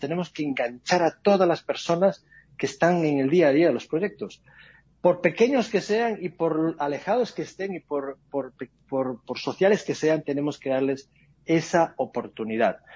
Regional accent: Spain; moved away as an adult; also born or lived in Latin America; now in United States; yo soy español, eso me imagino que por el acento alguno se habrá dado cuenta, pero yo voy viviendo más tiempo fuera de España que dentro de España.

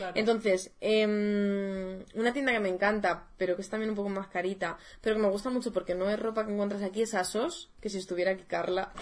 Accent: Madrid, Community of Madrid, Spain; desde Madrid, que nosotras somos de Madrid

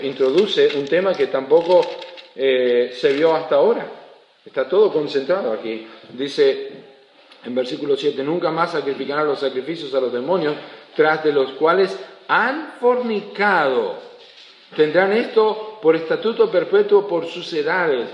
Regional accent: Argentina; also born or lived in Uruguay; yo no soy uruguayo, yo soy argentino

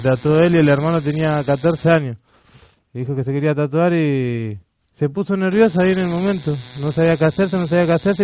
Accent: Los Polvorines, Buenos Aires Province, Argentina; zona norte, los polorines

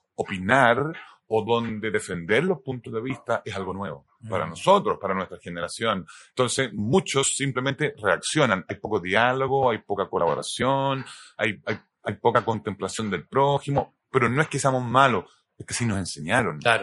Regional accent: Chile; also born or lived in United States; Yo nací en el 70, eh, viví, nos fuimos a ir a Estados Unidos y volvimos para el golpe de Estado

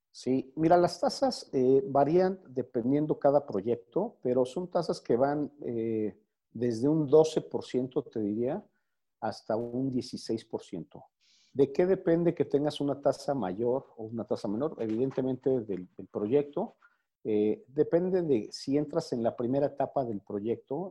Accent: Mexico City, Mexico; yo soy de aquí de México

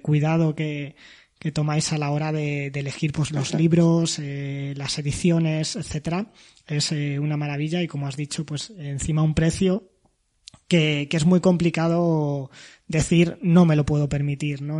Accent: Toledo, Castilla-La Mancha, Spain; soy de Toledo

